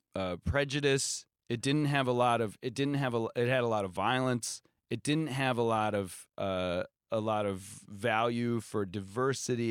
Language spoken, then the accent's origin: English; Norwalk, Ohio, United States; now in New York, United States; my hometown of Norwalk, Ohio